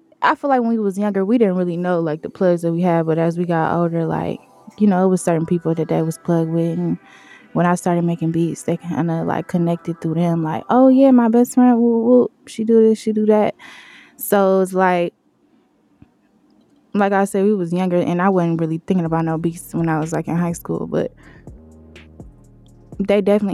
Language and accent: English; Detroit, Michigan, United States; also born or lived in Ypsilanti, Michigan; I'm from Detroit, Finkel, 4-1, baby. I was there till like, middle school.